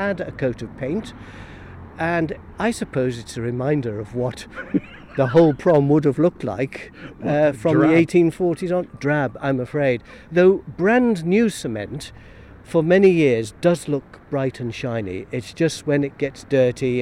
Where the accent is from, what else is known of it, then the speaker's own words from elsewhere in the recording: Douglas, Isle of Man; the houses along where I was born in the Grasmere